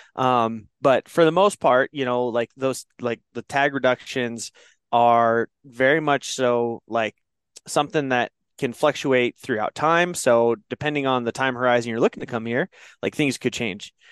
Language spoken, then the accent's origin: English; Oregon, United States; now in Wyoming, United States; I grew up in Oregon